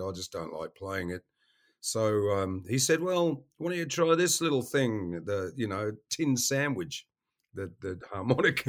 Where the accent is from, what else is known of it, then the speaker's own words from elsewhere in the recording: Western Australia, Australia; moved away as an adult; also born or lived in Melbourne, Australia; now in United States; I grew up in Western Australia